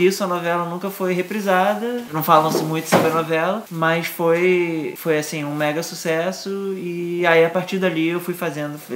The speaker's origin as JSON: {"language": "Portuguese", "region": "Rio de Janeiro", "country": "Brazil", "tie": "born or raised there", "said": "sou nascido, criado no Rio, apesar do meu pai ser Robertinho de Recife e minha mãe ser pernambucana também"}